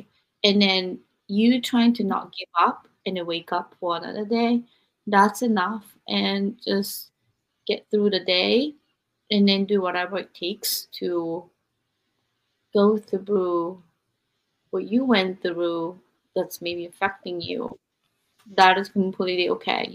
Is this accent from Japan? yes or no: yes; Japan; moved away; I was raised in Japan